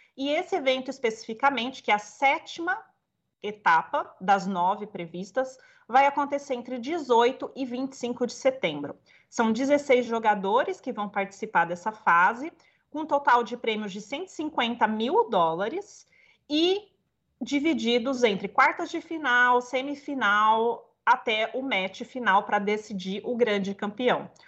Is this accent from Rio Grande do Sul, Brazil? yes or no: no; Batatais, São Paulo, Brazil; moved away; eu morei muitos anos em Batatais, né, no interior de São Paulo. E minha família de lá, eu não nasci em Batatais, mas toda a minha família é de lá.